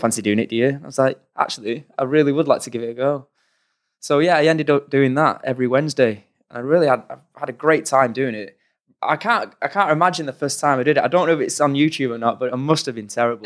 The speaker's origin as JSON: {"language": "English", "town": "Oldham", "region": "North West England", "country": "United Kingdom", "tie": "born or raised there", "said": "we grew up in Oldham in Manchester, on the outskirts of Manchester"}